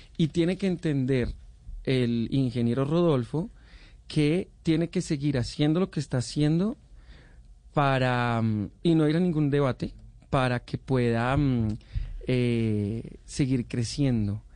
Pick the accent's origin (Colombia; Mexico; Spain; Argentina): Colombia; nosotros somos colombianos